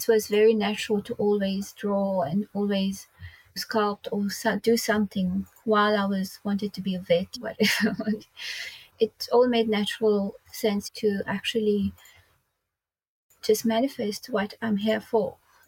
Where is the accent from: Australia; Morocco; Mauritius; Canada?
Mauritius; I grew up in Mauritius.